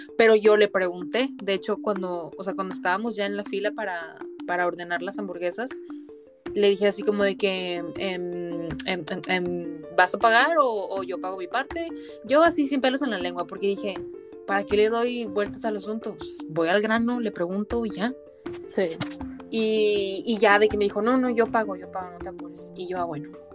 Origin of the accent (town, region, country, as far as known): Mexico; moved away as an adult